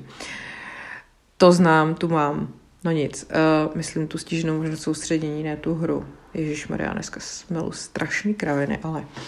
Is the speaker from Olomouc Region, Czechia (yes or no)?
no; České Budějovice, South Bohemian Region, Czechia; já jsem z Českých Budějovic, takže Rudolfov to je hnedka prostě za Budějcima na kopci